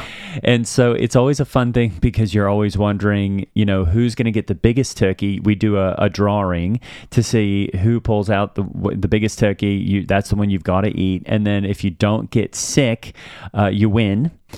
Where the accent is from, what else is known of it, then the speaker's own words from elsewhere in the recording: Australia; clearly I'm from Australia.